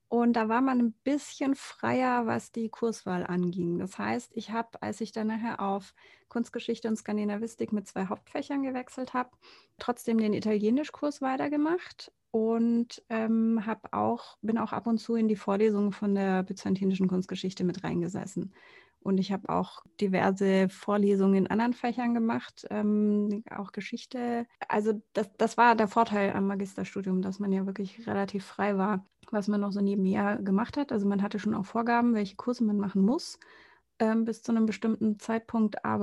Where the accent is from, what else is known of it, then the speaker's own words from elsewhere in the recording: Konstanz, Baden-Württemberg, Germany; also born or lived in Freiburg; Ich bin hier geboren und hier aufgewachsen. Das stimmt, ja. Bin hier zur Schule gegangen und bin dann fürs Studium aus Konstanz weg.